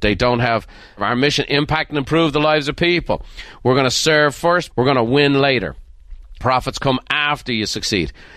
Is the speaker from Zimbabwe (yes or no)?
no; Ireland; moved away; Being Irish